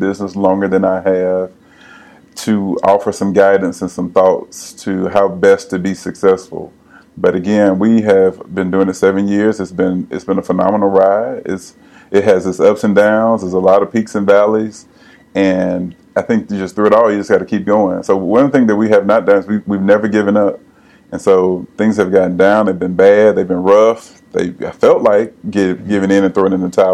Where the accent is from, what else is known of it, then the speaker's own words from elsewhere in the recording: Pensacola, Florida, United States; now in Nashville, United States; I am originally from Pensacola, born and raised. Been in Nashville now for 20 plus years.